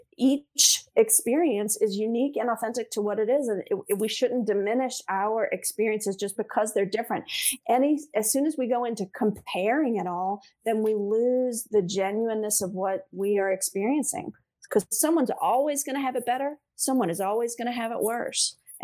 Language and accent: English; New Orleans, Louisiana, United States; New Orleans East. I say East because we're all very proud of the East.